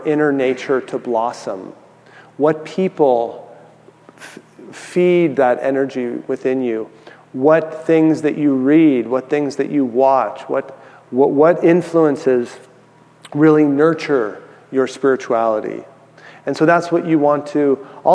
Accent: San Francisco, California, United States; also born or lived in San Diego; I grew up in San Francisco, so I went to college in San Diego

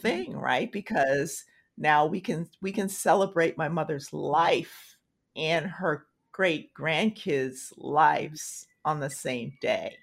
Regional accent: Tulsa, Oklahoma, United States; moved away; I'm from Tulsa

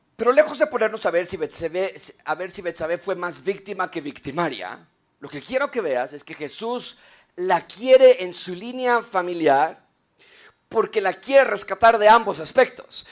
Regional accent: Mexico; en México

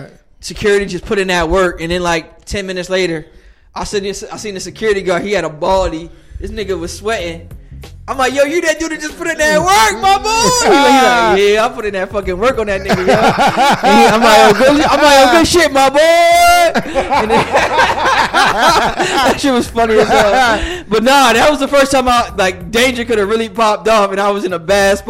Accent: New Jersey, United States; moved away; I'm from Jersey.

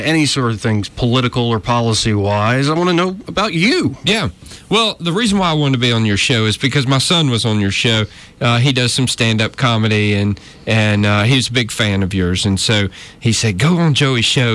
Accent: North Georgia, United States; moved away as an adult; now in Montgomery, United States; I was raised in North Georgia. Okay. Uh, up in the mountains

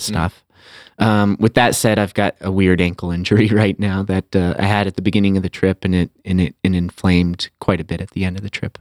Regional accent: Aspen, Colorado, United States; also born or lived in San Francisco; my hometown of Aspen, Colorado

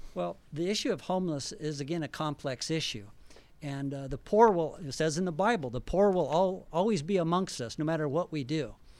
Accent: Albuquerque, New Mexico, United States; now in Boise, United States; My wife and I are, uh, originally from New Mexico.

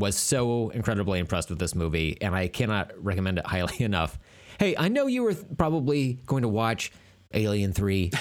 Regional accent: Tulsa, Oklahoma, United States; it's my hometown

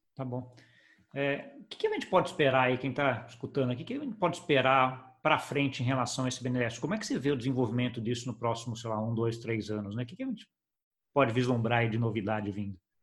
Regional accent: Brazil; como brasileiro

